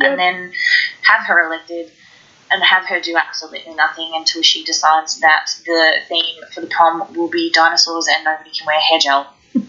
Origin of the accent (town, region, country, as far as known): Australia